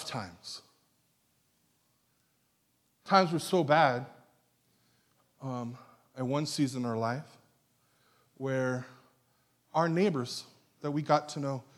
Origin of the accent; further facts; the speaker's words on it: National City, California, United States; now in Escondido, United States; I'm from National City